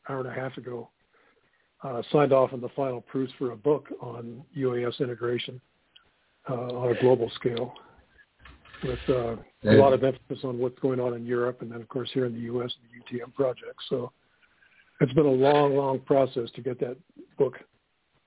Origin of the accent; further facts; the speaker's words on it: Orange County, Southern California, United States; also born or lived in North Dakota; now in Minnesota, United States; I grew up on the beaches of Orange County